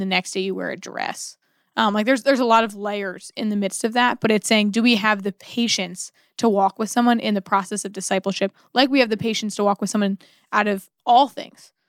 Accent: United States; as an American

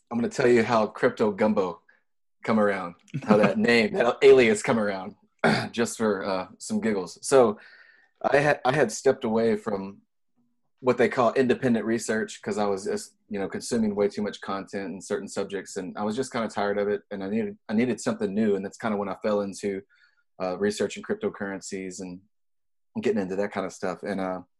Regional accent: Louisiana, United States; I'm from Louisiana.

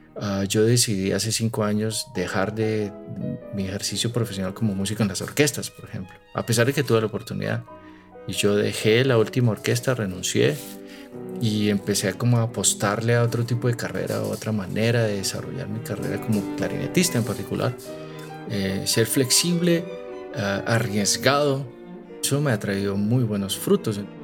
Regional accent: Timbío, Cauca, Colombia; moved away; also born or lived in Pittsburgh, United States / Salamanca, Spain; del pueblo donde, de donde yo soy, ¿no? Un pueblo que se llama Timbío

